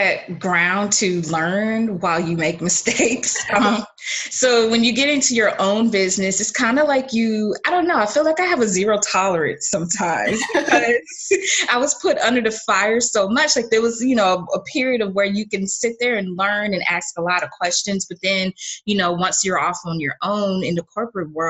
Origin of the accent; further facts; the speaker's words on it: Clearwater, Florida, United States; also born or lived in Orlando, Florida; I'm from Clearwater, Florida, originally born and raised.